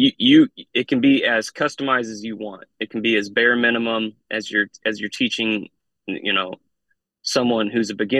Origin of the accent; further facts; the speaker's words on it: Midwest, United States; I grew up in the Midwest